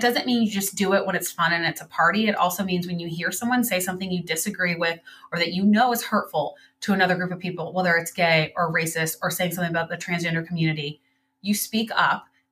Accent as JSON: {"language": "English", "region": "Midwest", "country": "United States", "said": "we're both from the Midwest"}